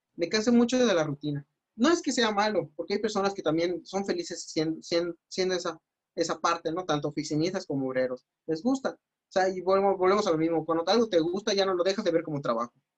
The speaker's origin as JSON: {"language": "Spanish", "town": "Mérida", "region": "Yucatán", "country": "Mexico", "said": "soy de Mérida"}